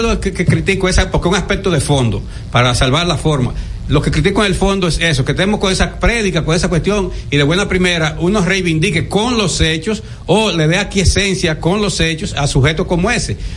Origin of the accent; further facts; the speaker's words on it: Dominican Republic; como dominicano